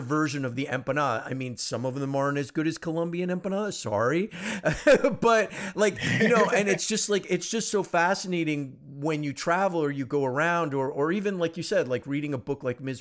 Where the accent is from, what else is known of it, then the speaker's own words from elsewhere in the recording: United States; I'm first generation American. I mean, I'm uh, my parents are you know not from the U.S.